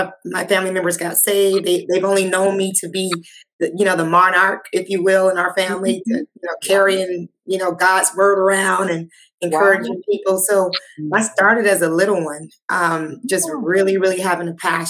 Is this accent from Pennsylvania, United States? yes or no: no; Chicago Heights, Illinois, United States; I was born in Chicago